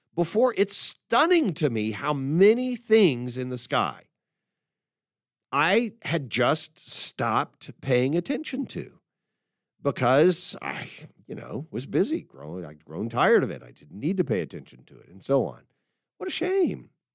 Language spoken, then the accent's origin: English; Dallas, Texas, United States; my hometown, Dallas.